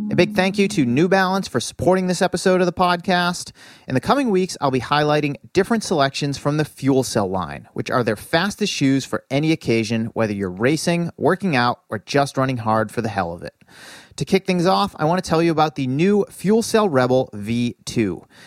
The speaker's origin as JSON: {"language": "English", "region": "Massachusetts", "country": "United States", "tie": "born or raised there", "said": "my home state of Massachusetts"}